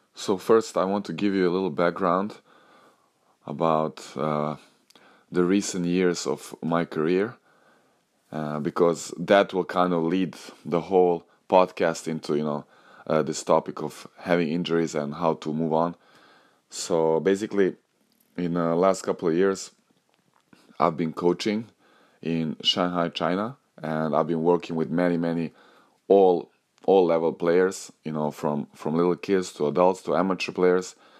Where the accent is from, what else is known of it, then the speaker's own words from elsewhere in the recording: Novi Sad, Vojvodina, Serbia; moved away; Novi Sad, this is my hometown